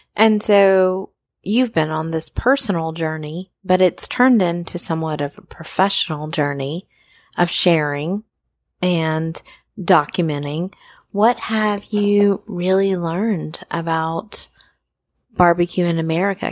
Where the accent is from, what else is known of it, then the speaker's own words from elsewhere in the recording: North Carolina, United States; I grew up in North Carolina, and I grew up really, like, three minutes away from Mallard Creek Presbyterian Church